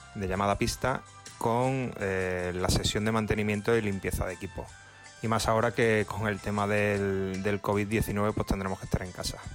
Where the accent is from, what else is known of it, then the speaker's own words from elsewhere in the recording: Córdoba, Andalusia, Spain; also born or lived in Barcelona; Club Almedina de Grima de, de, Córdoba, en mi ciudad natal